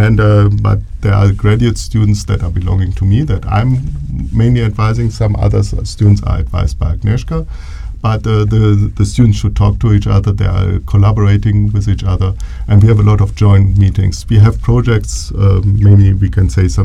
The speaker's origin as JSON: {"language": "English", "country": "Germany", "tie": "born or raised there", "also_born_or_lived": "Bielefeld, Germany / Canada / Dresden, Germany", "moved": "as an adult", "lives_now": "Boulder, United States", "said": "I'm from Germany. I was born in Germany. I studied in Germany. Actually, the city is Bielefeld"}